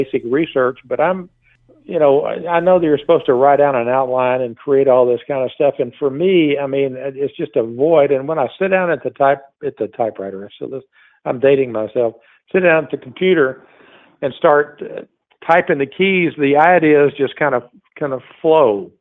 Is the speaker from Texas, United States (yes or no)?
yes; Texas, United States; I'm from Texas